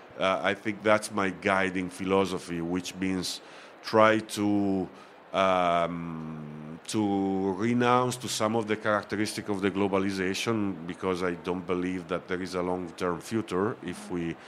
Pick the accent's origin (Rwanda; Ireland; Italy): Italy; Bra, Piedmont; English is a second language; moved away as an adult; now in Oakland, United States; I was born and raised in Bra, which is the town where the slow food main offices are